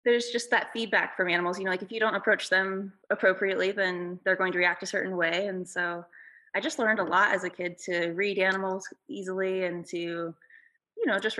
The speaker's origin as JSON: {"language": "English", "town": "La Pine", "region": "Oregon", "country": "United States", "tie": "born or raised there", "said": "I grew up in Lapine, Oregon, which is a really small"}